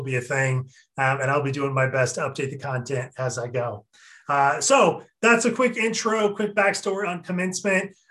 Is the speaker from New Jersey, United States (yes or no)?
no; Eastern Washington, United States; moved away as an adult; now in Seattle, United States; I was originally from Eastern Washington